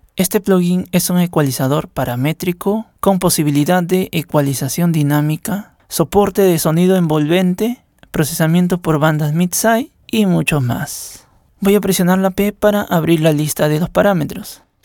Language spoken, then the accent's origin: Spanish; Peru; soy de Perú y formo parte de la moderación